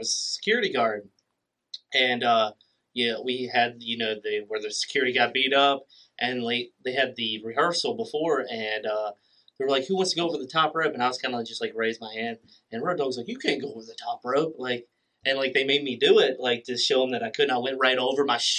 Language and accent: English; Philadelphia, Pennsylvania, United States; talking about how I was from Philadelphia, and that I love the cheesesteak and the Liberty Bell, and I finally get to wrestle in front of my hometown crowd of Philadelphia, Pennsylvania.